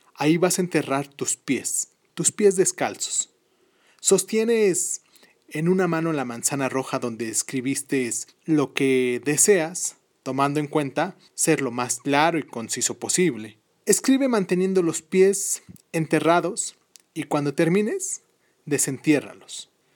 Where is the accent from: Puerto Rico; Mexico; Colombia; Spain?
Mexico; Mexico City; la Ciudad de México, que es mi ciudad